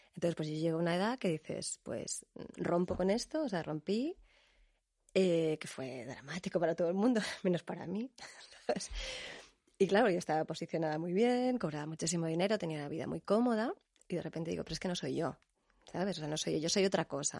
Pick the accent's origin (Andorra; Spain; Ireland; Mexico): Spain; Canary Islands; yo que soy canaria